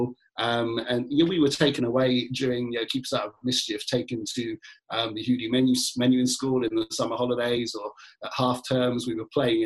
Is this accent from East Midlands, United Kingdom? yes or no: no; London, United Kingdom; I grew up in Tottenham